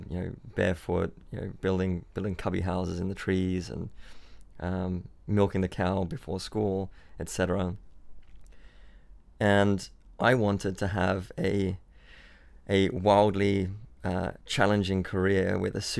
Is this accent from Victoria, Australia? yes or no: no; Byron Bay, New South Wales, Australia; born or raised there; also born or lived in Switzerland